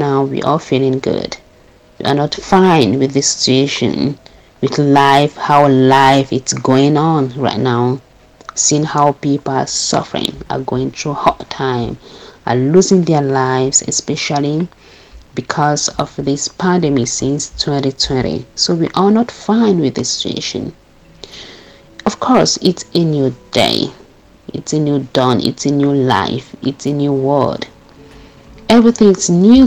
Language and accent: English; Cameroon; now in Germany; from Cameroon